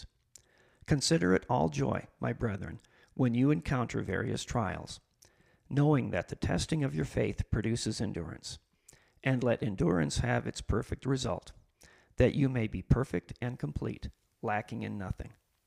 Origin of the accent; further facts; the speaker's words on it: Huron, United States; moved away as an adult; also born or lived in Philippines / Oklahoma; I grew up mostly in Huron, and I'm back now.